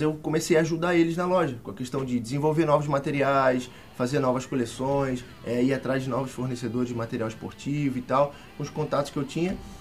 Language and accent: Portuguese; Rio de Janeiro, Brazil; moved away as an adult; eu sou do Rio, uhum. né? Nascido e criado no, no, Rio de Janeiro, onde eu morei por 25 anos lá.